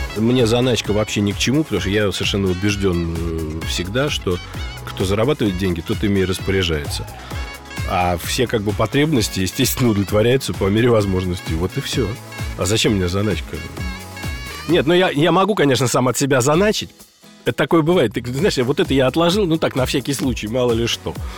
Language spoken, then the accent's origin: Russian; Moscow, Russia; мой родной город – Москва